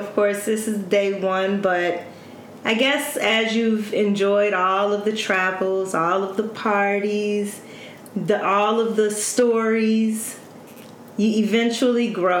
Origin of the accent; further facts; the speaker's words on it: Chicago, Illinois, United States; we're both from the South Side of Chicago.